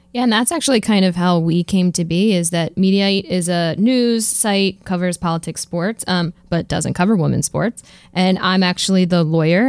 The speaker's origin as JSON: {"language": "English", "town": "Philadelphia", "region": "Pennsylvania", "country": "United States", "said": "i'm from philadelphia"}